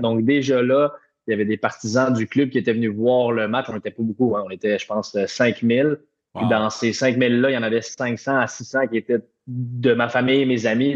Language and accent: French; Repentigny, Quebec, Canada; also born or lived in Europe; now in Montreal, Canada; je suis chez moi à Montréal, puis je viens de Repentigny qui est pas trop loin